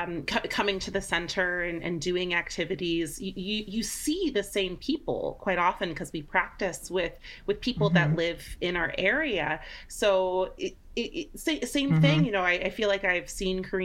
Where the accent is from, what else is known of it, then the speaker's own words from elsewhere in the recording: Oakland, California, United States; now in Hayward, United States; I'm originally from Oakland, so I'm like feeling this Oakland love